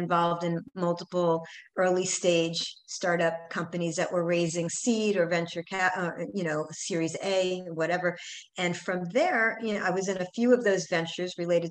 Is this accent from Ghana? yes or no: no; New York, United States; now in San Diego, United States; I'm a New Yorker